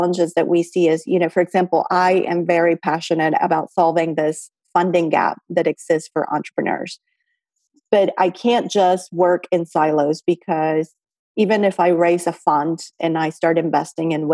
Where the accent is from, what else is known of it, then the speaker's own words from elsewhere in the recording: Mexico; moved away; I'm also from Mexico